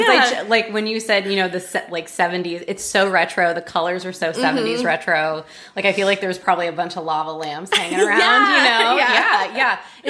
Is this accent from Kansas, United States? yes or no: no; California, United States